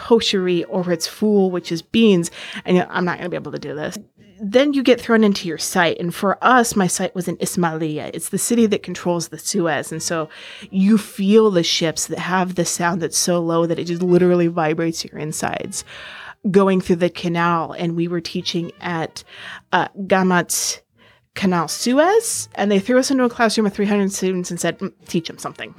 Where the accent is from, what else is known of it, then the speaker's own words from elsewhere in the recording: Ainsworth, Nebraska, United States; moved away as an adult; also born or lived in Egypt; now in Washington, D.C., United States; I am originally from Ainsworth, Nebraska. I now live in the D.C. area